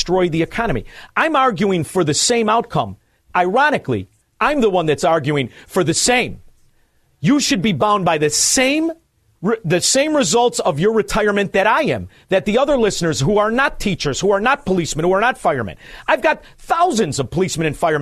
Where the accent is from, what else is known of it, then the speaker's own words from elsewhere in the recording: Melrose Park, Illinois, United States; also born or lived in Chicago; I'm from Melrose Park